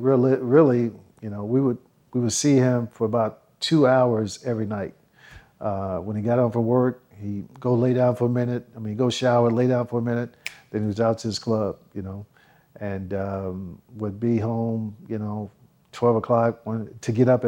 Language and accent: English; Dallas, Texas, United States; We grew up in South Dallas.